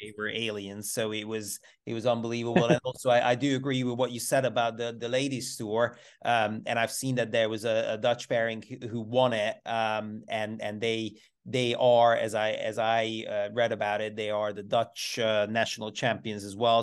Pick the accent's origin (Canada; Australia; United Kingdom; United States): United Kingdom; Bristol, South West England; I'm, I'm from Bristol